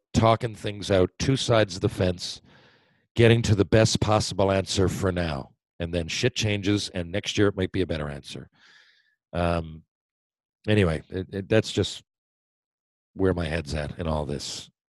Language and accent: English; Mount Pearl, Newfoundland and Labrador, Canada; I grew up in Mount Pearl. I wanted to stay Mount Pearl.